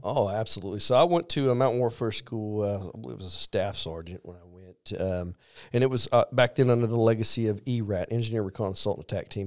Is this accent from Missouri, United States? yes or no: yes; Missouri, United States; moved away; I am from Missouri